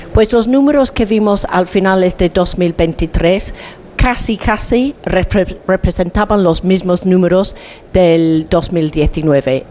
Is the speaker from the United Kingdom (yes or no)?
yes; England, United Kingdom; Spanish is a second language; yo vengo de Inglaterra, donde pasamos unos tiempos horroríficos de frío y lluvia